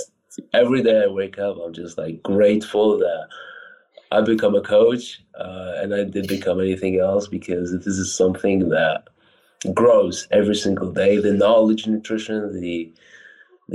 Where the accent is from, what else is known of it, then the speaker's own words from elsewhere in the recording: Poland; English is a second language; also born or lived in Iraq / California; I'm originally from Iraq. I moved to Poland where I was 7 years old. And I just like continued to live here